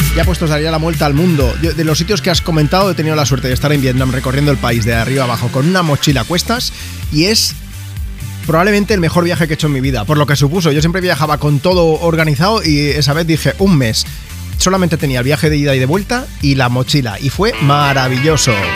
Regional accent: Barcelona, Catalonia, Spain; yo soy de Barcelona

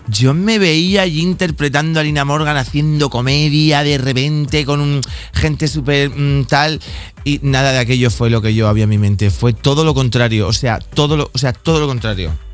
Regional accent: Bigastro, Valencian Community, Spain; yo soy de Bigastro, un pueblecito que está muy cerquita de Torrevieja, zona costera, el levante español

